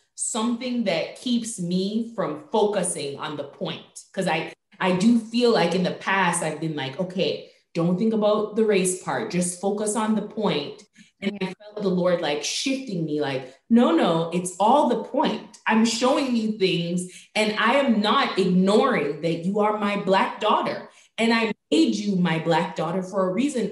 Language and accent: English; Jamaica; moved away; also born or lived in Virginia; I grew up in Jamaica